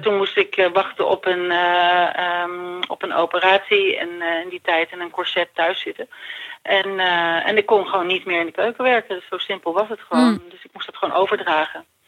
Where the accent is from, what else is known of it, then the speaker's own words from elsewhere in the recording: Ireland; moved away; ik groeide op in Ierland